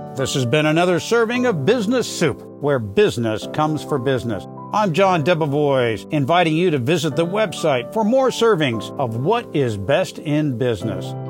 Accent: San Diego, California, United States; It's right here in my hometown where I grew up down in San Diego

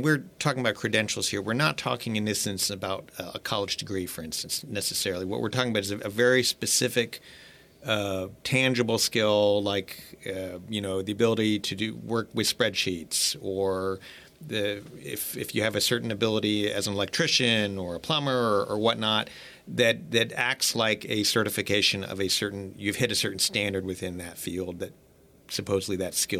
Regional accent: Gainesville, Florida, United States; the town where I'm from Gainesville, Florida.

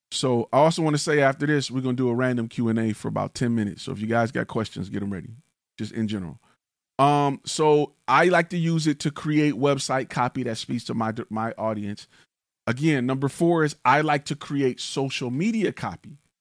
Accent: Detroit, Michigan, United States; now in Texas, United States; I'm from the D, right? I'm from Detroit. I talk like I'm from Detroit.

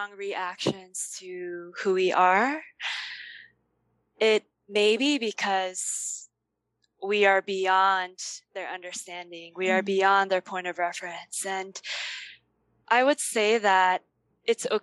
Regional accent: United States; I was born and grew up in the U.S.

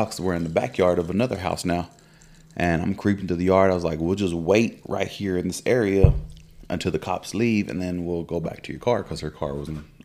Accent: Texas, United States; also born or lived in Midland; In my head, I'm from Texas

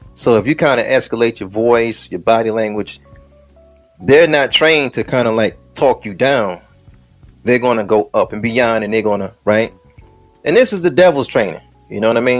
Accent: Detroit, Michigan, United States; when I'm on the west side of Detroit, the 6th precinct is up the street from my block because I'm from Plymouth.

